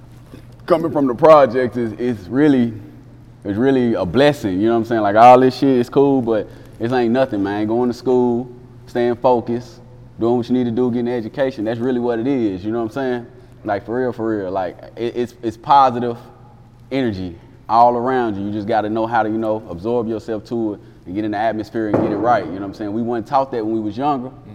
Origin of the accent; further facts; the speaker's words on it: Jackson, Tennessee, United States; also born or lived in Ohio; I'm originally from Ohio, but growing up in Jackson, Tennessee